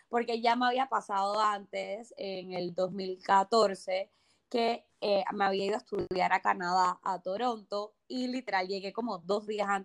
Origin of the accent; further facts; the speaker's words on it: Barcelona, Catalonia, Spain; yo conozco Madrid también y definitivamente yo soy una, persona de Barcelona, o sea, 100%.